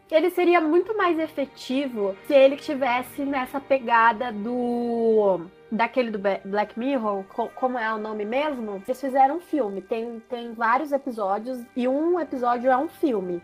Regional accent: Sorocaba, São Paulo, Brazil; eu sou de Sorocaba

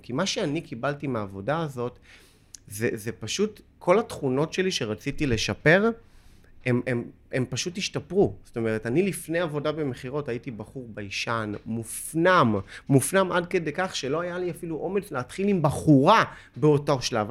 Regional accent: Holon, Tel Aviv District, Israel; moved away

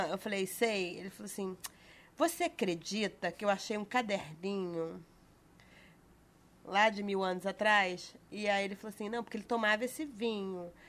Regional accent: Rio de Janeiro, Brazil; Eu vou falar Rio. daqui, que eu sou carioca, eu vou falar daqui.

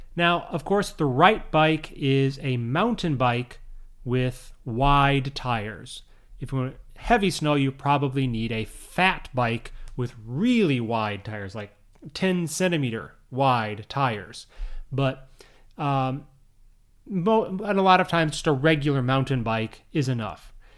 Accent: Minnesota, Chicago area, northern Illinois, United States; moved away; also born or lived in Saitama, Japan; I grew up in Minnesota, I grew up in the Chicago area in northern Illinois

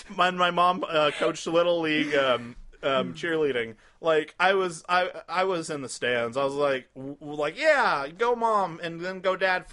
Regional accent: Martinsville, Indiana, United States; my whole life, from being from Martinsville, it's always been like country and bluegrass and stuff.

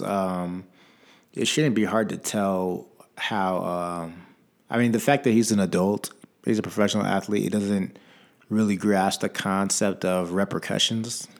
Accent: Virginia, United States; I'm from Virginia

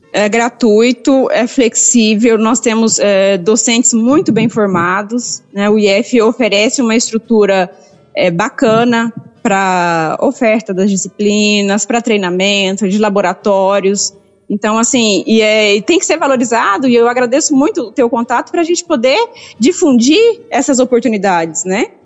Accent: Cassilândia, Mato Grosso do Sul, Brazil; now in Rio Verde, Brazil; Eu sou de Cacilândia, Mato Grosso do Sul.

